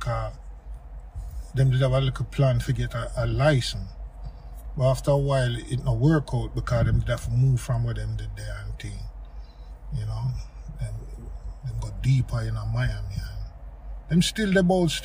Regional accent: Jamaica; growing up in Jamaica, as you know, it's like every other yard have a sound

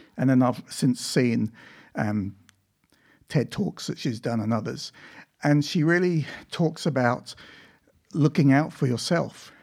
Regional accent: Ipswich, East of England, United Kingdom; also born or lived in Africa / Victoria, Australia; now in Australia; I was born in England, and that's where I lived for the first twelve years of my life

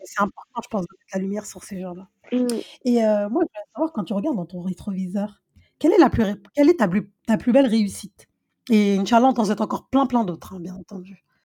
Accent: Senegal; on est fiers de toi en tant que Sénégalais

